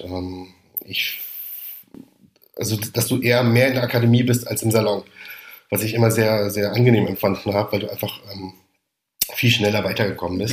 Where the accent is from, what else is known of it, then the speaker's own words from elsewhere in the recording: Rhineland-Palatinate, Germany; also born or lived in Heidelberg / Mainz area / Paris / Mannheim; ich komme aus der Pfalz